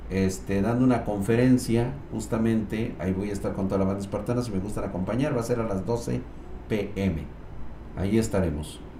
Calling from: Guadalajara, Jalisco, Mexico; De Guadalajara.

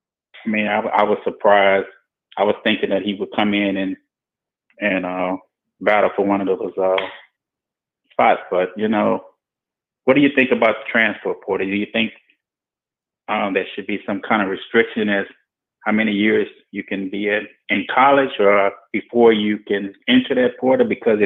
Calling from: Baton Rouge, Louisiana, United States; This is …. I'm calling from Baton Rouge, Louisiana.

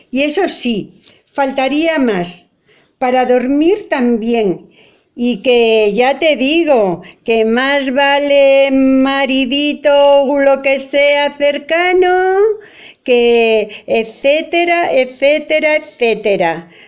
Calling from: Almagro, Castilla-La Mancha, Spain; Hola, hola Fina … de Almagro.

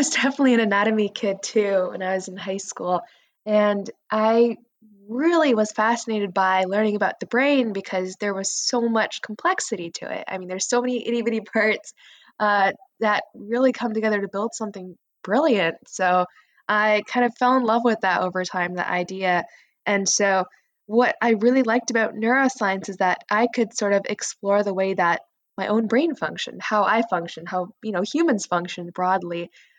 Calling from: Northern California, United States; I'm calling in from Northern California right now.

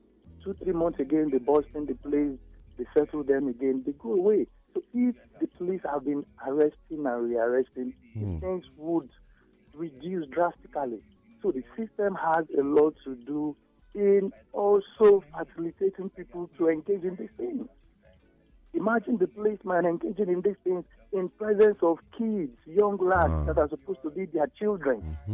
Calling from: Ijebu, Ogun State, Nigeria; I'm calling from Ijibu.

